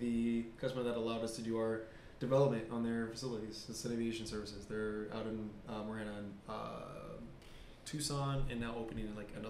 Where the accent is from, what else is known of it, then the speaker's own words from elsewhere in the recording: Okinawa, Japan; born there; I was born in Okinawa.